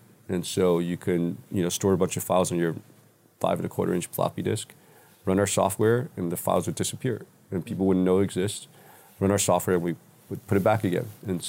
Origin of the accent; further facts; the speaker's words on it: New York City, New York, United States; I grew up in New York City, call it the 70s and 80s, right? So a little different New York than these days, pre-internet, pre-tech, pre-computers.